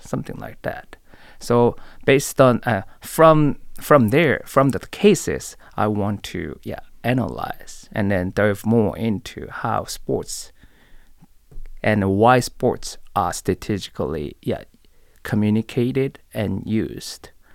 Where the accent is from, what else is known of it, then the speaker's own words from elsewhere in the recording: Seoul, South Korea; moved away as an adult; also born or lived in Tallahassee; I was born and raised in Seoul, Korea.